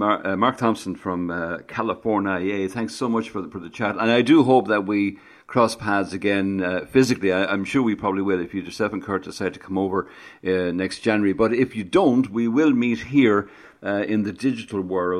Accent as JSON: {"language": "English", "country": "Ireland", "said": "as Irish people"}